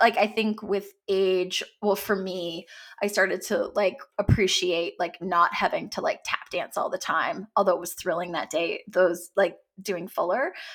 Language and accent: English; Canada; also born or lived in Los Angeles, United States / Toronto, Canada; I'm from Canada